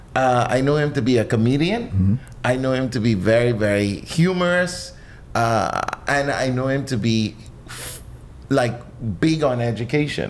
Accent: Nassau, New Providence, Bahamas; I was born right here in New Providence.

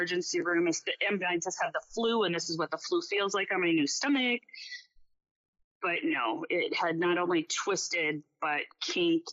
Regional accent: Minnesota, United States; now in Anchorage, United States; I'm from Minnesota.

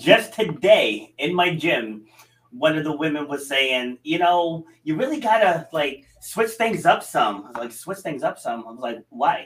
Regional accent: New York, United States; now in Rhode Island, United States; I was born in New York and I have absolutely zero desire to move back there

